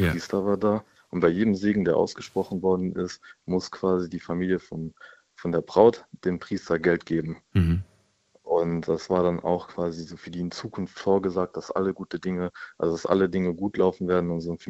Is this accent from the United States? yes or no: no; India; Das sehe ich zum Beispiel in meinem Heimatland Indien, zum Beispiel, wo ich herkomme.